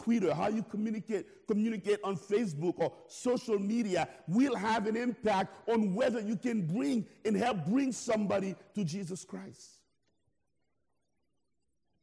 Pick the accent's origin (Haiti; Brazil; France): Haiti; now in United States; I'm originally from Haiti